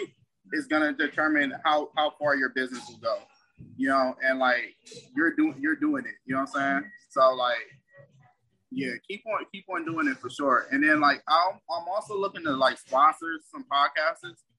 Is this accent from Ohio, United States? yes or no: yes; Cleveland, Ohio, United States; moved away; I'm originally from Cleveland